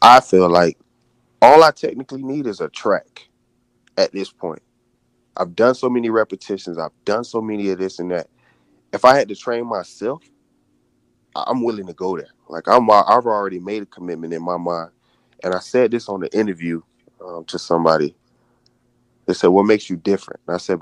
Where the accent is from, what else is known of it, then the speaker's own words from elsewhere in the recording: Daytona Beach, Florida, United States; moved away as an adult; also born or lived in California; growing up in Daytona Beach